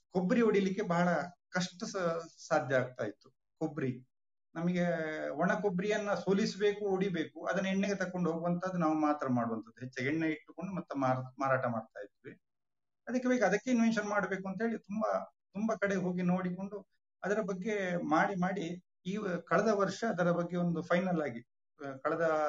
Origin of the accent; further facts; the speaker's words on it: Tekkar village, Belthangady taluk, Karnataka, India; ನಾನು ಹುಟ್ಟಿದ್ದು ಎಲ್ಲ ಇದೇ ನಮ್ಮ ತೆಕ್ಕಾರ ಗ್ರಾಮದ ನೈತರ್ಕದಲ್ಲಿ